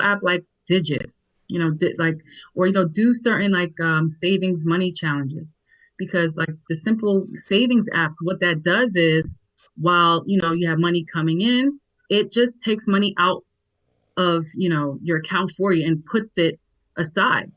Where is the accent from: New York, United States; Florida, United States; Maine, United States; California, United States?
New York, United States; also born or lived in Nigeria; now in DMV area, United States; I am a Nigerian-born, New York-raised, um, now residing in the DMV um, area